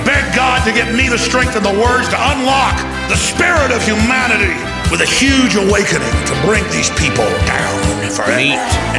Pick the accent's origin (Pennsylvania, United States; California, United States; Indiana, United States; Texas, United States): Texas, United States; accent: Texas; I do have a Texas accent. I am from Texas.